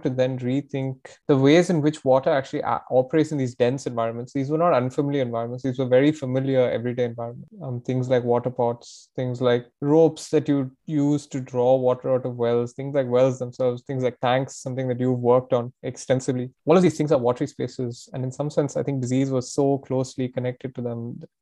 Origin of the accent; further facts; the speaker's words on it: Tamil Nadu, India; I'm from Tamil Nadu